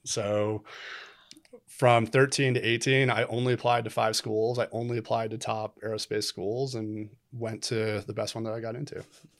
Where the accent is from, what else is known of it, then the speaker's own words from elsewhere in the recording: Illinois, United States; I grew up outside Chicago, actually. So, you had cornfields and he lived in Wisconsin.